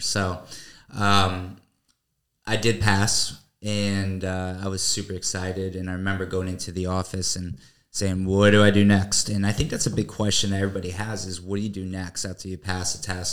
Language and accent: English; Newtown, Connecticut, United States; moved away as an adult; now in Florida, United States; originally from a small town in Connecticut called Newtown, and uh, lived there the majority of my life